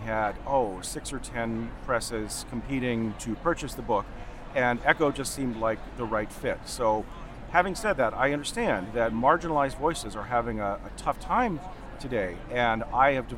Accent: United States; also born or lived in Denver, Colorado / Rosebud Indian Reservation, South Dakota; I grew up in Denver and on the Rosebud Indian Reservation.

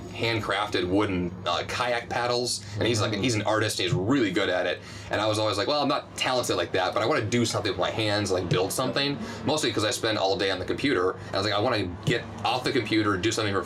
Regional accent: Missouri, United States; moved away as an adult; also born or lived in Boston; now in Nashville, United States; We moved there from Missouri, which is where we're both from originally.

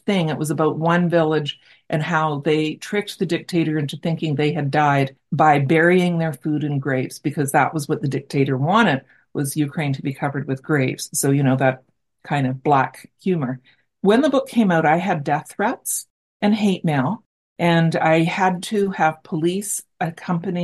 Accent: Brantford, Ontario, Canada; I'm from Brantford, Ontario, and we had Massey Harris here as well.

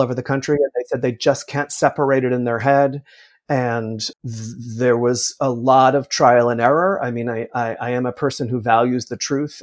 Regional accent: Millburn, New Jersey, United States; I grew up in New Jersey about a ten minute walk from the Paper Mill Playhouse.

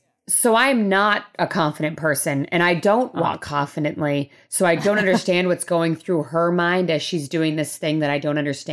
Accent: Rhode Island, United States; Well, I'm from Rhode Island.

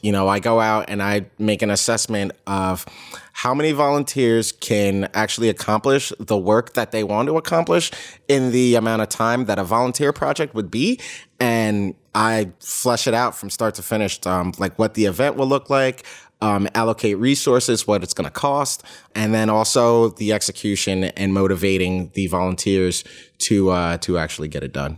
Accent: United States; I'm from the New York, New Jersey area, born and raised

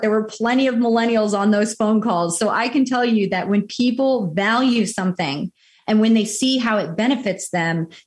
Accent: New York, New Jersey, Northeast, United States; moved away as an adult; now in Southwest Florida, United States; I came from the Northeast, you know, New York, New Jersey, that's my stomping grounds

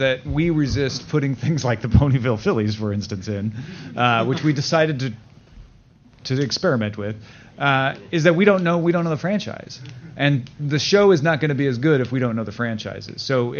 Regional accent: St. Louis, Missouri, United States; growing up in the St. Louis area

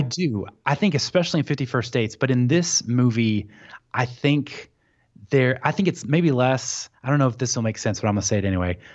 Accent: Tennessee, United States; moved away as an adult; now in Birmingham, United States; I grew up in Tennessee

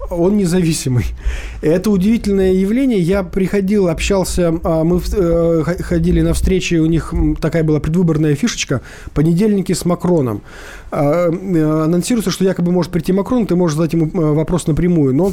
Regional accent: Crimea, Ukraine; здравствуйте … я из Крыма.

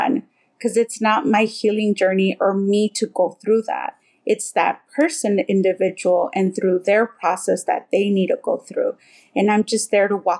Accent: Southern California, United States; I grew up here in Southern California

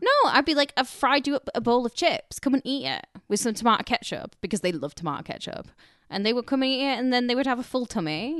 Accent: Carlisle, North West England, United Kingdom; moved away as an adult; now in Los Angeles, United States; I'm from Carlisle

